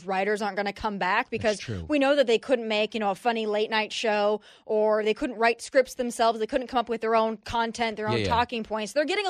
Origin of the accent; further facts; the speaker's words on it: South Dakota, United States; But I come from South Dakota, right?